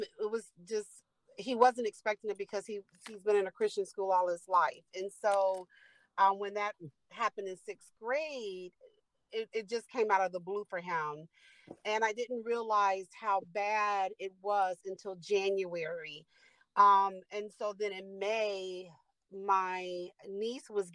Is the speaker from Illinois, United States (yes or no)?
yes; Chicago, Illinois, United States; moved away as an adult; now in Kankakee, United States; I live in Kankakee. I'm from Chicago, but live in Kankakee.